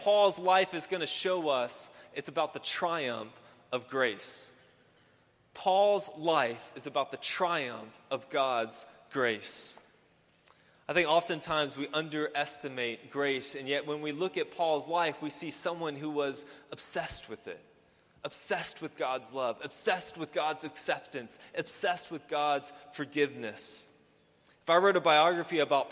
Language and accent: English; Houston, Texas, United States; I grew up here in Houston